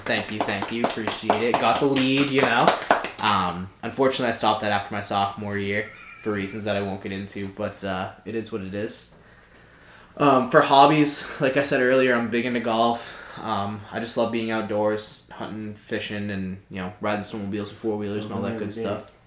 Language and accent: English; Winslow, Maine, United States; I'm from Winslow, Maine, born and raised.